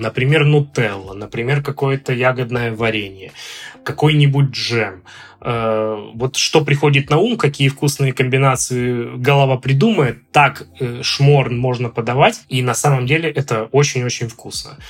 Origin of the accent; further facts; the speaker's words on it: Omsk, Omsk Oblast, Russia; moved away as an adult; also born or lived in Moscow, Russia; now in Ljubljana, Slovenia; Я родился в Омске, в Западной Сибири.